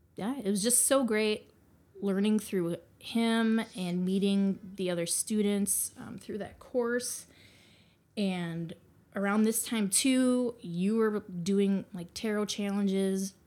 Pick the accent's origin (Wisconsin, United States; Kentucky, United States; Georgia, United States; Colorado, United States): Wisconsin, United States; Green Bay; moved away; I am from Green Bay, Wisconsin